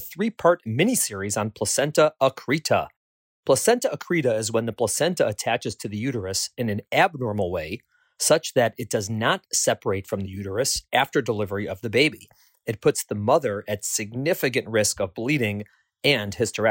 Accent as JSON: {"language": "English", "town": "Chicago", "region": "Illinois", "country": "United States", "tie": "born or raised there", "said": "that's my hometown"}